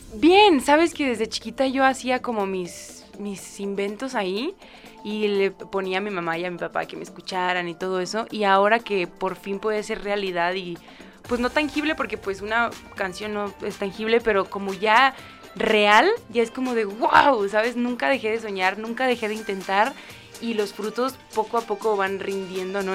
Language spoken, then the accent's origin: Spanish; a small village near Juárez, Chihuahua, Mexico; moved away; soy de bueno, de un pueblito muy muy chiquito cerca de Juárez, Chihuahua